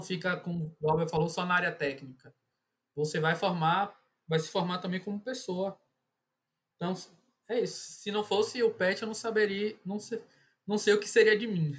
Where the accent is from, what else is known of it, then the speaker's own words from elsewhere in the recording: Salvador, Bahia, Brazil; also born or lived in Caetité, Bahia; eu sou do interior da Bahia, sou de Caetité, mas sempre morei em Salvador